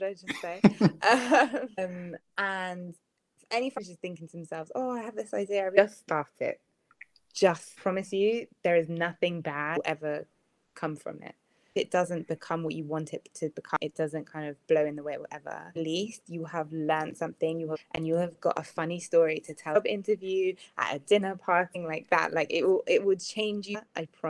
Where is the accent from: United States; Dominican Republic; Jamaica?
Jamaica; I'm Jamaican.